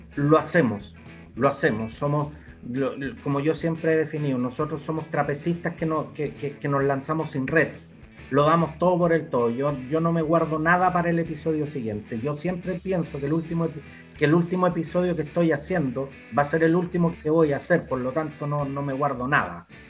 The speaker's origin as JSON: {"language": "Spanish", "town": "Santiago", "region": "Santiago Metropolitan Region", "country": "Chile", "said": "yo soy de Santiago Centro"}